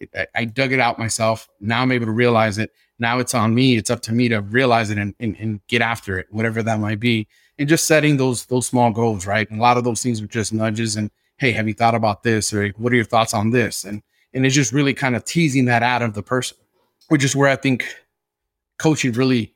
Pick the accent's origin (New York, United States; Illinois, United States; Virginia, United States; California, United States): California, United States; Los Angeles; But I had a very strong accent, and I spoke street English. And I was from South Central Los Angeles, and I had a hard time, right, mastering the English language